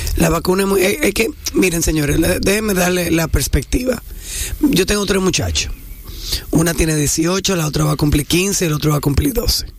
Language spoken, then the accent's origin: Spanish; Santo Domingo, Distrito Nacional, Dominican Republic; yo soy de Gascue